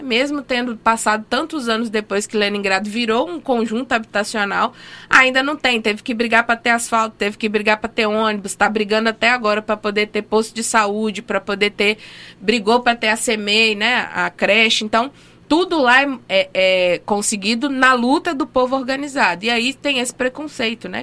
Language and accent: Portuguese; Minas Gerais, Brazil; now in Rio Grande do Norte, Brazil; Eu sou de Minas, né? Sou mineira, mas estou naturalizada potiguar